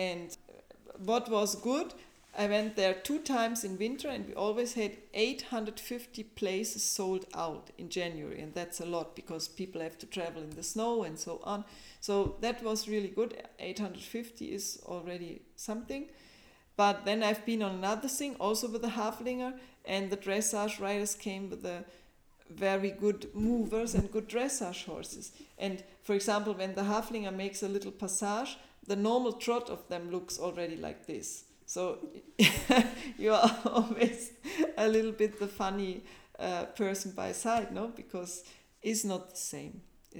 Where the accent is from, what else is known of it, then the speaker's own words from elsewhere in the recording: Germany; I'm from Germany